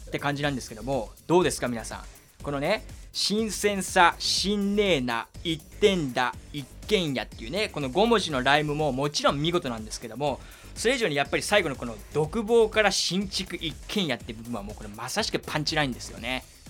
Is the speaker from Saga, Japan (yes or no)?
yes; Kyushu, Saga, Japan; moved away as an adult; now in Tokyo, Japan; 僕、地元が九州の佐賀なんですよ